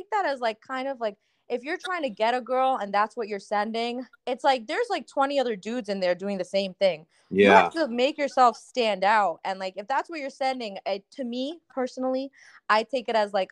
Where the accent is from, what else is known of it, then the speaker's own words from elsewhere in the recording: Punjab, Pakistan; I'm Pakistani, so like, you know, we have our language, Urdu, and like I'm also Punjabi